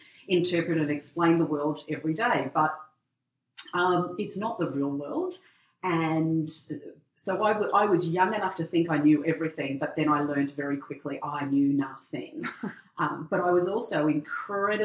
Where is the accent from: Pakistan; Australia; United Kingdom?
Australia; Lithgow, New South Wales; also born or lived in Bathurst / Sydney / Central Coast; my hometown of Lithgow near the Blue Mountains in New South Wales